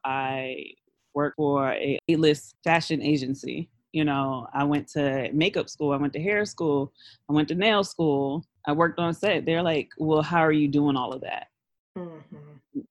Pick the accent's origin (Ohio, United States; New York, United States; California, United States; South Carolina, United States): New York, United States; New York City; growing up in Brooklyn around all these black kids